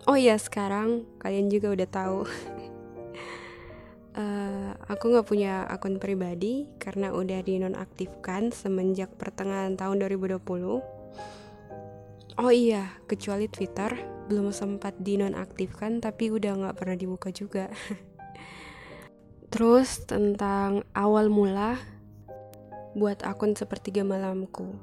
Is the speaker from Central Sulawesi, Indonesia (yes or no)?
yes; Luwuk, Central Sulawesi, Indonesia; Aku berasal dari Sulawesi Tengah Tapi bukan di ibu kota Palu Aku dari kota kecil di Kabupaten Banggai Nama kotanya Luwuk